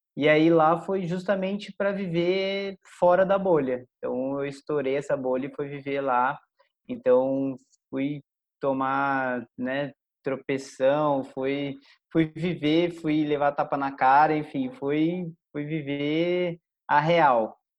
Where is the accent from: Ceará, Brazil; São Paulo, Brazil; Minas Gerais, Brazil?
São Paulo, Brazil; Caçapava; also born or lived in Canada; é uma pessoa de Caçapava, é, foi uma, uma, cidade do interior de São Paulo, onde eu nasci, fui criado toda a minha vida lá